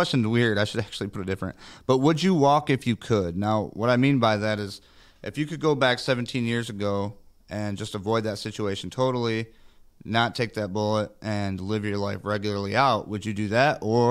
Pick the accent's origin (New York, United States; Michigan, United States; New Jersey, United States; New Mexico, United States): Michigan, United States; coming all the way from my home state, Michigan